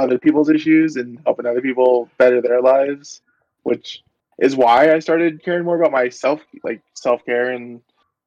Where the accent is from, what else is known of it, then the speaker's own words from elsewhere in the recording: Hilliard, Florida, United States; growing up in the South in the ghetto in Hilliard, Florida